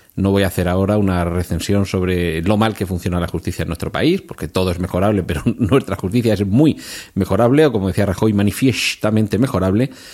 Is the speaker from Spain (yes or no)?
yes; Region of Murcia, Spain; yo soy de Murcia